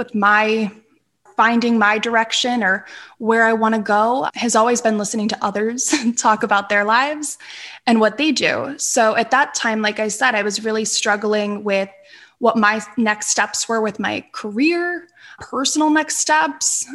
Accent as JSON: {"language": "English", "region": "Northeastern Pennsylvania", "country": "United States", "tie": "born or raised there", "moved": "yes", "said": "I grew up in Northeastern Pennsylvania"}